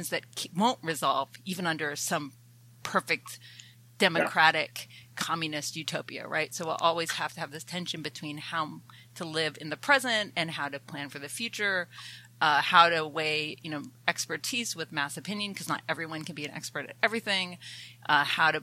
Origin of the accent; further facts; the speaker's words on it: Athens, Georgia, United States; also born or lived in Canada; I'm a Canadian who grew up in the American South, in the other Athens, Georgia